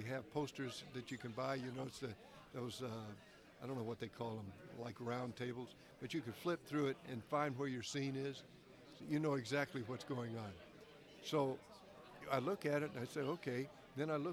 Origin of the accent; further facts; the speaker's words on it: Montgomery, Alabama, United States; accent: Southern; moved away; I'd have to have one of them Southern accents because I was from Montgomery, Alabama